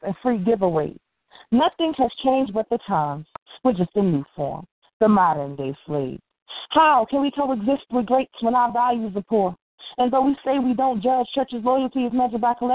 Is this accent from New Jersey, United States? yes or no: yes; Newark, New Jersey, United States; now in Irvington, United States; I'm originally from Newark, but I live in Irvington, New Jersey.